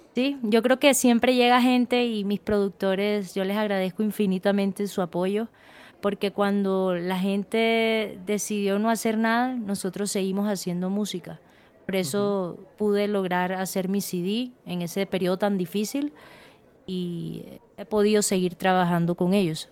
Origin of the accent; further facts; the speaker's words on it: Santa Marta, Magdalena, Colombia; moved away; yo soy de Santa Marta